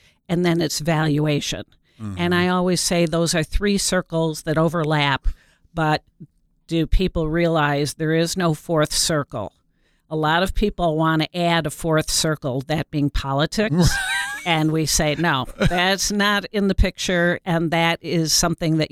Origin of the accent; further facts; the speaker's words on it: Detroit, Michigan, United States; I'm from Detroit